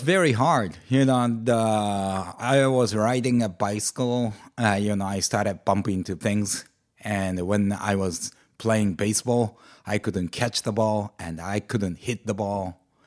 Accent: Amakusa, Kumamoto, Japan; moved away; in Amakusa, the, my hometown in Kyushu

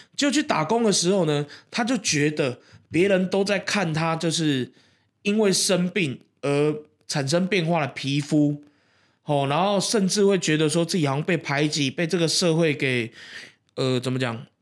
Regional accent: Keelung, Taiwan; 那是一个在，呃，我们基隆那边吃不到的一个食物

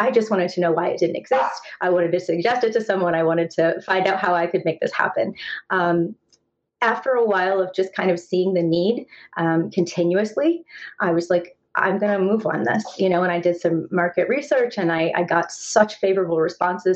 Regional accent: Indiana, United States; moved away; also born or lived in North Carolina / Los Angeles; So I grew up in a small town in Indiana. So I have kind of that Midwest upbringing

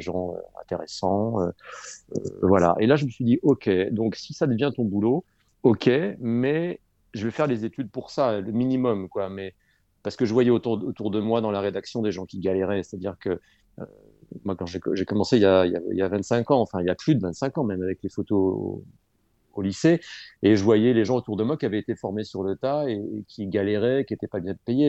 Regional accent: Dreux, Centre-Val de Loire, France; l'Écho Républicain à Dreux, où j'ai grandi en Eure-et-Loire

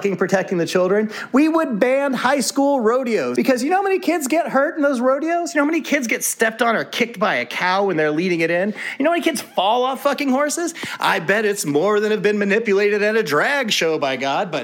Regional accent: Texas, United States; Being a Texan

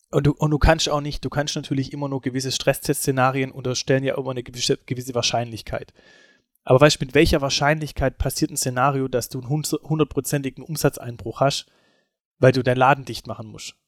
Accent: Germany; also born or lived in Esslingen; bei uns in Deutschland

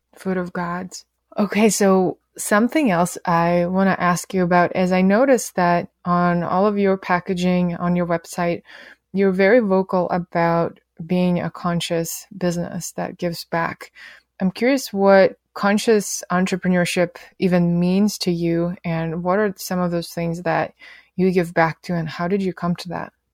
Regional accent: Russia; moved away; when I was a teenager growing up in Russia

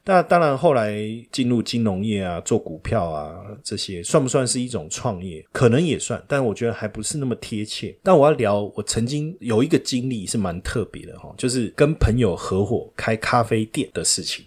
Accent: Taiwan; 我们台湾人较高义啦

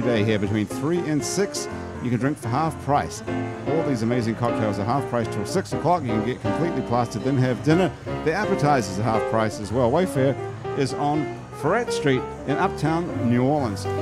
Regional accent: New Zealand; moved away; I'm from New Zealand

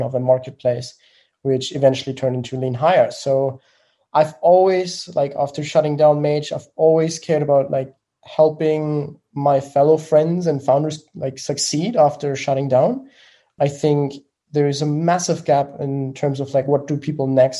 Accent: Germany; accent: German; English is a second language; I'm from Germany, as you may have heard from the accent.

